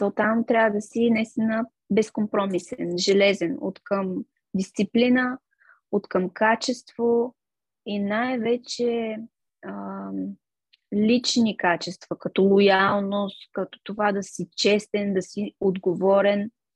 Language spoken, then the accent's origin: Bulgarian; Gabrovo, Gabrovo Province, Bulgaria; moved away as an adult; also born or lived in Veliko Tarnovo, Bulgaria; now in London, United Kingdom; аз съм отраснала в Габрово, на 19 години отидох в Търново